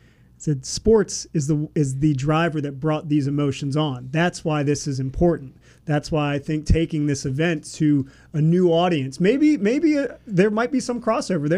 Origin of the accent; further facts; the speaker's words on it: Hampton Roads, Virginia, United States; moved away as an adult; also born or lived in Fairbanks, Alaska / Johnstown, Pennsylvania; my hometown station, Wavy TV, in Hampton Roads